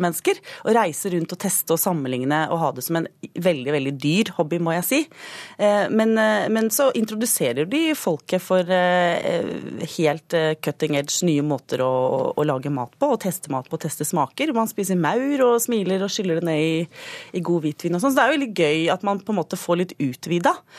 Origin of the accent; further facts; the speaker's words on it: Akershus, Norway; en jente fra eh, Røkla, altså Akershus